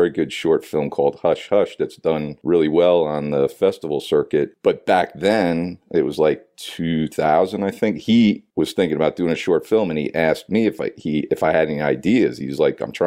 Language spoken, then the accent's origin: English; New Jersey, United States; moved away as an adult; also born or lived in New York City, United States / Los Angeles, United States; I grew up in New Jersey.